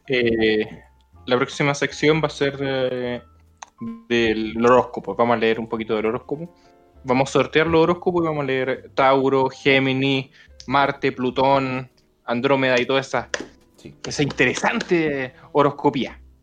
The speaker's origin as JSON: {"language": "Spanish", "region": "Antofagasta", "country": "Chile", "tie": "born or raised there", "said": "Yo soy de Antofagasta"}